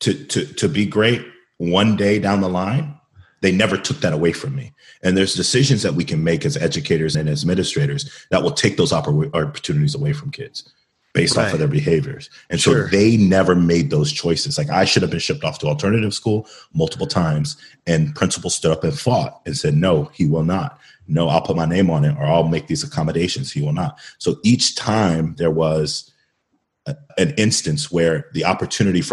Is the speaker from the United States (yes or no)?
yes; Killeen, Texas, United States; I'm from Killeen